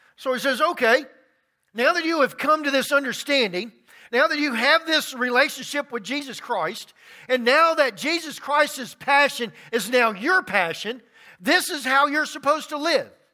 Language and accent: English; Baton Rouge, Louisiana, United States; now in Rock Hill, United States; I grew up in Baton Rouge, Louisiana